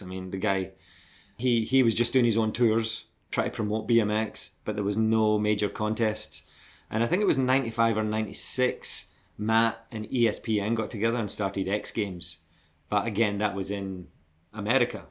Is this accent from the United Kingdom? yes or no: yes; Glasgow, Scotland, United Kingdom; accent: Scottish; moved away as an adult; also born or lived in Dundee / Australia; I grew up in Glasgow, but we moved to Dundee in eighty-six